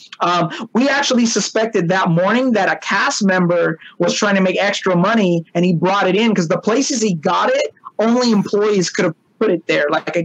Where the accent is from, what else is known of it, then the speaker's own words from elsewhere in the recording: Long Beach, California, United States; I grew up in California, Long Beach, California